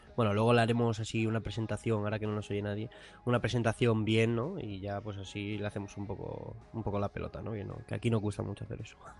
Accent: Madrid, Community of Madrid, Spain; aquí somos dos de Madrid

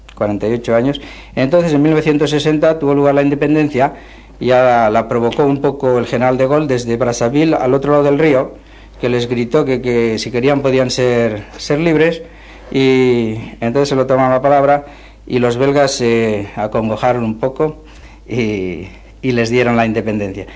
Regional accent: Puente la Reina, Navarre, Spain; moved away as an adult; now in Zaire; soy de Puente la Reina

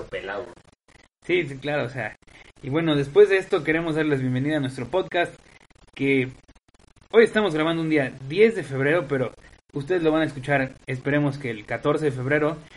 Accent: Veracruz, Mexico; now in Puebla, Mexico; Bueno, digo, yo no comparto eso, yo soy de ciudad. Afortunadamente crecí en Veracruz, no en Oaxaca, sí, porque qué, gran cliché, ¿no? Un, poblano, un, jarocho y un oaxaqueño viviendo en Puebla.

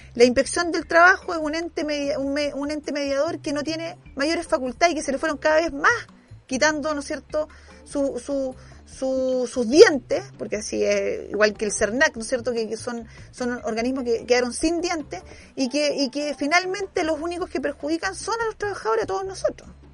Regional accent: Chile; como chilenos

